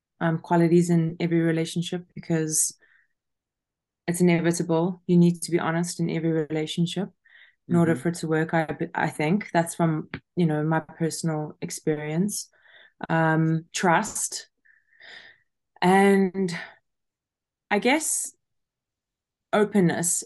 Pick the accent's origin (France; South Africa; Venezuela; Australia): South Africa; moved away as an adult; also born or lived in Kentucky, United States; I am originally from South Africa and I've been traveling since I was 18 years old.